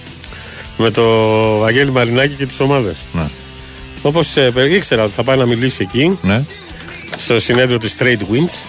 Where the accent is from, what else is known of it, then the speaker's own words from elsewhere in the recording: Piraeus, Attica, Greece; στο χωριό μου τον Πειραιά